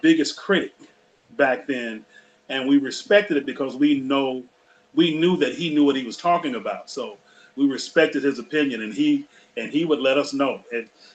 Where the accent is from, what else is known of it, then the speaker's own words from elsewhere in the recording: Rome, Georgia, United States; moved away; also born or lived in Detroit; I'm from Rome, Georgia